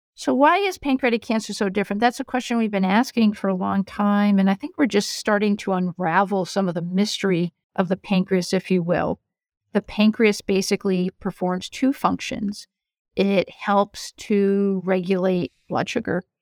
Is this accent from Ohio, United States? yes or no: no; Rhode Island, United States; moved away as an adult; also born or lived in Ann Arbor, Michigan / North Carolina; now in New York, United States; I grew up in Rhode Island, in an academic family.